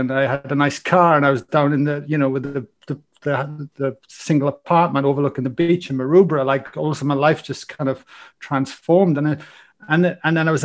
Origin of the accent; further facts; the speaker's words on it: Wales, United Kingdom; accent: Welsh; now in Australia; I've got a Welsh accent, so I come from Wales.